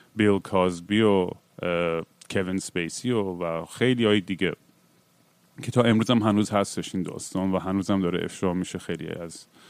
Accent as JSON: {"language": "Persian", "country": "Iran", "tie": "born or raised there"}